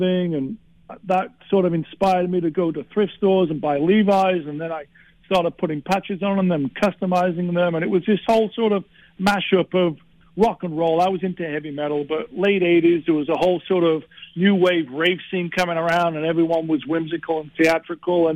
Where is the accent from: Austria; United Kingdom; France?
United Kingdom; England; moved away as an adult; being English in L.A. in the 80s